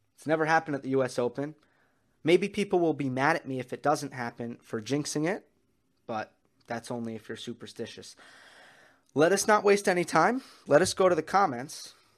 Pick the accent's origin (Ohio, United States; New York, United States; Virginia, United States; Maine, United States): New York, United States; as a New Yorker and as a New York sports fan